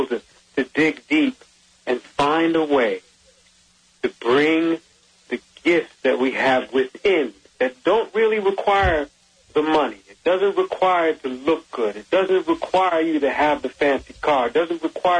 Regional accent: Jersey City, New Jersey, United States; my neighborhood growing up in Jersey City, New Jersey

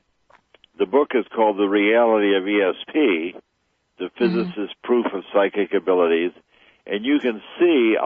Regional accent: Chicago, Illinois, United States; I grew up in Chicago.

